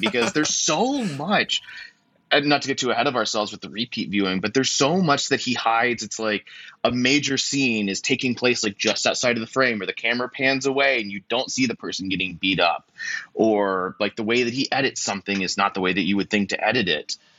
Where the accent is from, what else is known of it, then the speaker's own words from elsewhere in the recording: United States; me being an American man